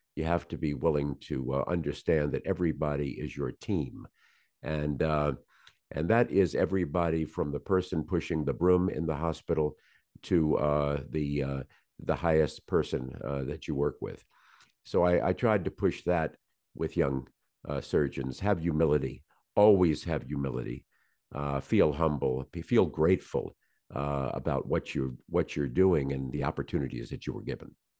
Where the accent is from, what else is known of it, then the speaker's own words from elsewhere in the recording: Norfolk, Virginia, United States; I was born in Norfolk, Virginia.